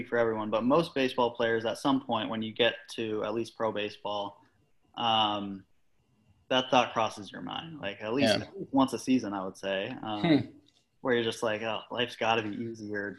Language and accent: English; Washington, United States; moved away as an adult; also born or lived in Arizona; I grew up in Washington State, actually, born and raised